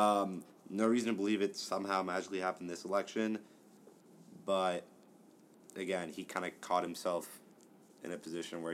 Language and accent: English; Miami, Florida, United States; I'm from Miami. I'm half Cuban, half Puerto Rican